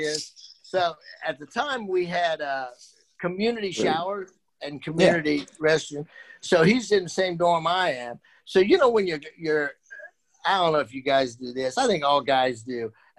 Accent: Dayton, Ohio, United States; And I'm from Dayton, and I had watched a lot of Derrick Brown because he went to Chaminade.

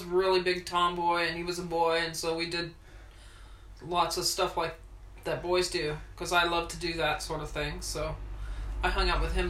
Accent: Washington, District of Columbia, United States; born there; I was born in Washington, D.C.

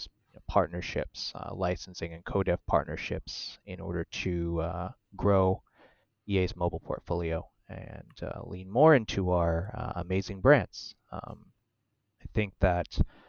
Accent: San Francisco Bay Area, California, United States; born or raised there; moved away as an adult; also born or lived in Japan / South Korea; now in Beijing, China

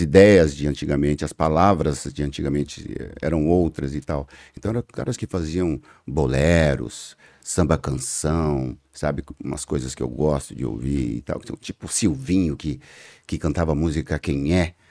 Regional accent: São Paulo, Brazil; Eu, eu sou da zona sul de São Paulo, da cidade Alemar, nasci na Vila Constância, que é ali é, na cidade Alemar, é, zona sul de São Paulo, e por incrível que pareça, é, dificilmente eu saí da zona sul de São Paulo

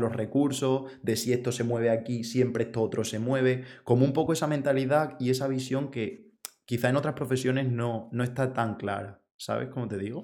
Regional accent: Extremadura, Spain; Yo, soy de Extremadura

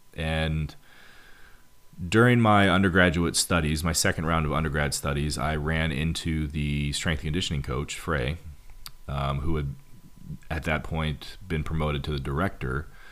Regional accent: Montana, United States; moved away as an adult; also born or lived in Missouri; I moved from Montana, where I'm from

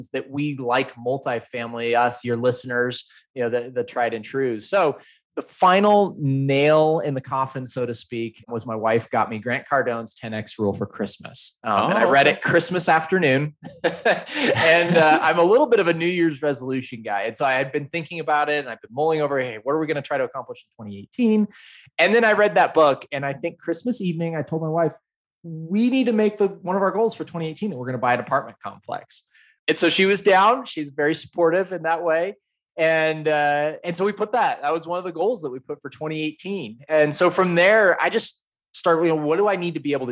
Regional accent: Idaho, United States; also born or lived in Salt Lake City, Utah; now in Denver, United States; So I grew up in Idaho, moved to Salt Lake, and now live in Denver.

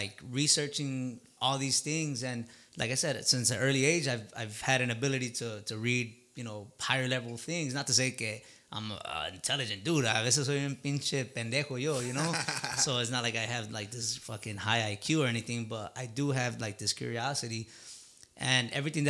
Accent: Chicago, Illinois, United States; growing up in Chicago

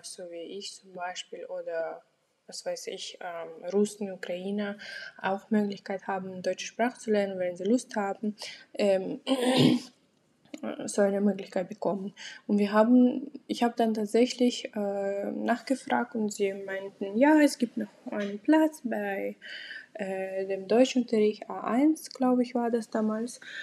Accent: Aktobe, Aktobe Region, Kazakhstan; first language Russian; German is a second language; now in Germany; an einer kasachischen Uni in meiner Heimatstadt in Aktobe

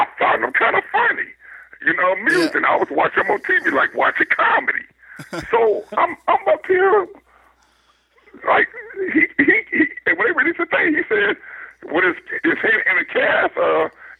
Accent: Compton, California, United States; I grew up in Compton, California. I went to Compton High School

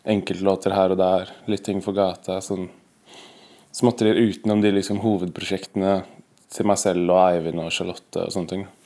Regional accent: Oslo, Norway; jeg er fra Oppsal. Eh, født i Oslo. Bodd på Oppsal hele livet

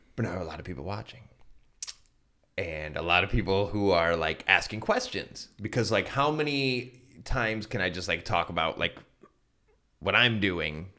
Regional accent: Castalia, Ohio, United States; also born or lived in Cleveland, Ohio / Santa Barbara, California / Hawaii; I'm from Castelia, which is behind you

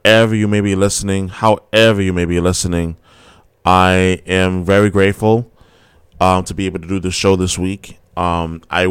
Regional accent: New York City, New York, United States; now in Boston, United States; I'm from New York City, born and raised. I live in Boston now

